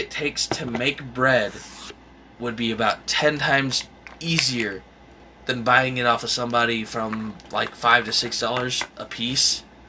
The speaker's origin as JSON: {"language": "English", "region": "Illinois", "country": "United States", "tie": "born or raised there", "moved": "yes", "said": "In our home, or my hometown in Illinois"}